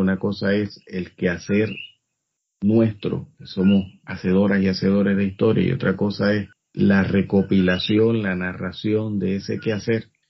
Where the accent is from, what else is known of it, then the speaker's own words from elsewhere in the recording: Puerto Rico; nosotros somos parte del Caribe